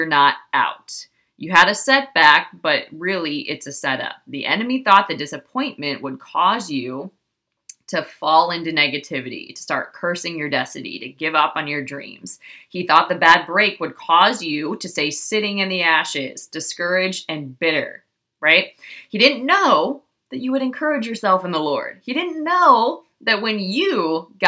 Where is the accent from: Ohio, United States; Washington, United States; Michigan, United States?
Ohio, United States; I was raised in Ohio